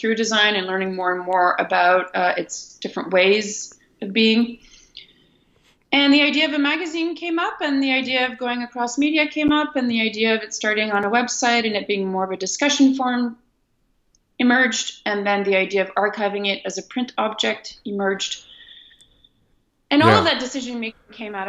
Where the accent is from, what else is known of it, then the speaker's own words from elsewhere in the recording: Ottawa, Ontario, Canada; moved away as an adult; also born or lived in Netherlands; I also come from a Franco-Ontarian culture in Ontario, which is a province of Canada. And I was I grew up in Ottawa, and I grew up in a French grade school and through a French high school